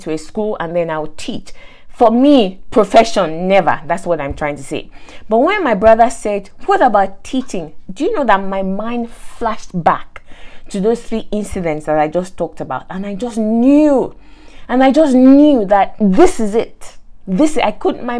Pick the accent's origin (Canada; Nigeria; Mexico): Nigeria; moved away; I grew up in Nigeria, went to school in Nigeria, and teachers were not exactly rated in Nigeria